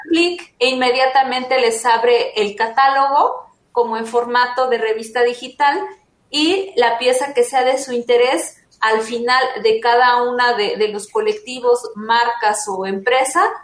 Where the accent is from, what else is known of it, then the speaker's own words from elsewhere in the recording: Mexico; nos representa como cultura mexicana